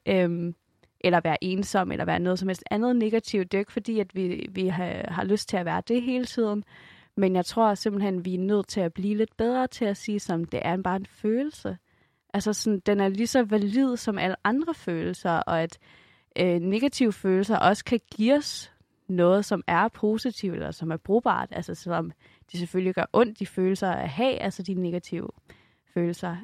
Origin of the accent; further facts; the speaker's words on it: Denmark; også som dansker